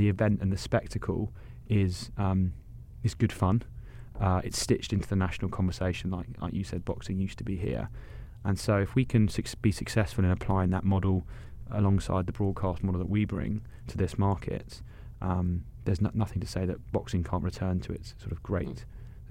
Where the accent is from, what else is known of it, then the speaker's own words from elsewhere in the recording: United Kingdom; moved away; I'm British